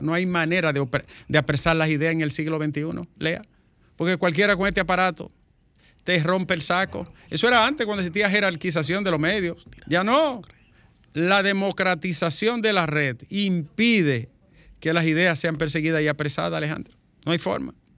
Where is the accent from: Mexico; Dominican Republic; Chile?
Dominican Republic; un paísito pequeño como el nuestro